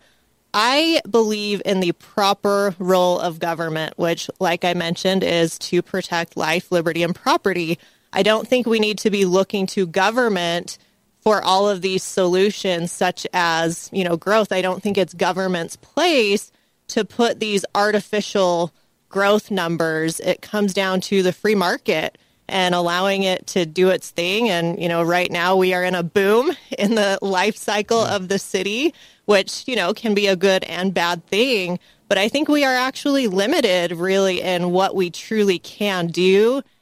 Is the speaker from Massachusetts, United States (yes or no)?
no; St. George, Utah, United States; I'm from here. I grew up in St. George, and I absolutely love it here